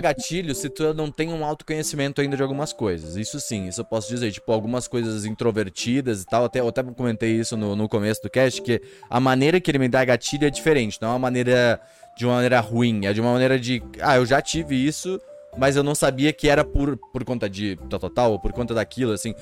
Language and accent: Portuguese; Brazil; eu não sou de São Paulo, não sou do, dos grandes centros, sabe? Tipo, eu sou bem do interior, na verdade